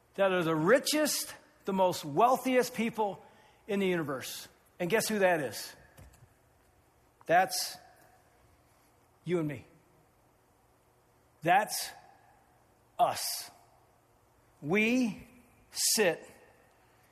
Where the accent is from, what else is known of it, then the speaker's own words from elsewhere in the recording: Findlay, Ohio, United States; my hometown of Findlay